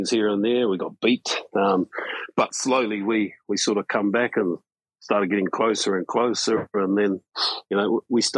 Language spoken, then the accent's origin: English; Hastings, Hawke's Bay, New Zealand; moved away as an adult; now in Wellington, New Zealand; I was born in Hastings, in a small town, which is about 4 hours north of where I am now in Wellington. So it's on the east coast of the North Island.